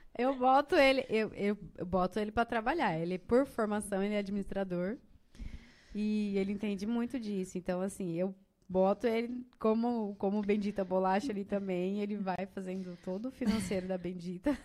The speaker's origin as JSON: {"language": "Portuguese", "town": "Sidrolândia", "region": "Mato Grosso do Sul", "country": "Brazil", "tie": "born or raised there", "also_born_or_lived": "Tangará da Serra", "moved": "as an adult", "lives_now": "Rondonópolis, Brazil", "said": "eu sou do Mato Grosso do Sul, de Cidrolândia"}